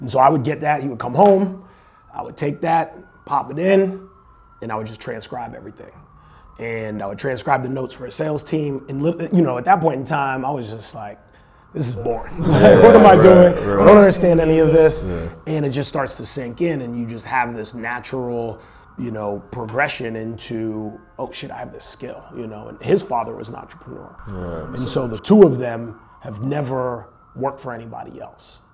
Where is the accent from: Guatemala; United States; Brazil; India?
United States; Bridgeport, Connecticut; also born or lived in Botswana; I grew up in Bridgeport, Connecticut